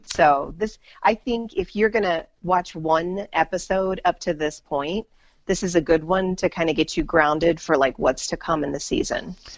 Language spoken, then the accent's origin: English; United States; as an American